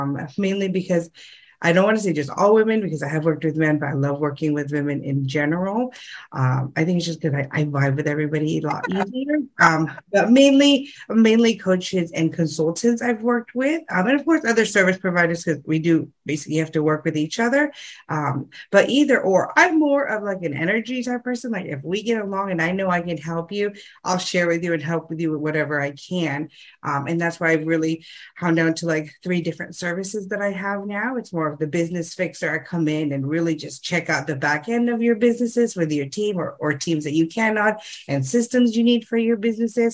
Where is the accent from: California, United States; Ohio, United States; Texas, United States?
California, United States; now in Sydney, Australia; actually I'm from California, but I'm actually staying here in Australia now